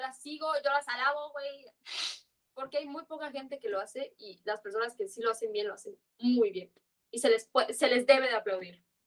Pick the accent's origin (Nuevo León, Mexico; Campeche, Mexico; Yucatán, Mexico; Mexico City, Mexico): Yucatán, Mexico; accent: Yucatecan; yo siento que yo hablo muy fresa para ser yucateca